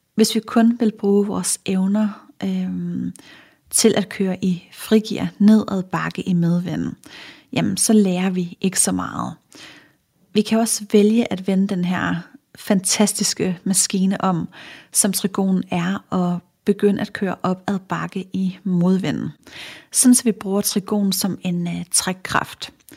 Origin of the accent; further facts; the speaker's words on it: Funen, Southern Denmark, Denmark; nu er jeg fra Fyn